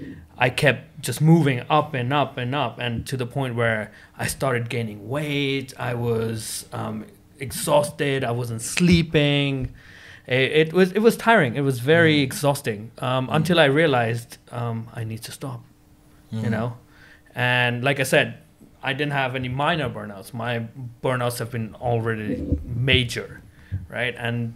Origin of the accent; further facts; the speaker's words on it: Hong Kong; so growing up in Hong Kong, it's more of where people go like, okay, I'm going to work as much as I can